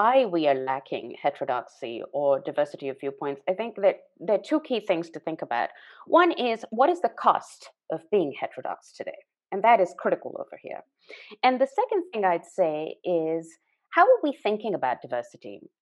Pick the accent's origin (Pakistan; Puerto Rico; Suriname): Pakistan; moved away; I was born in Pakistan, grew up in Pakistan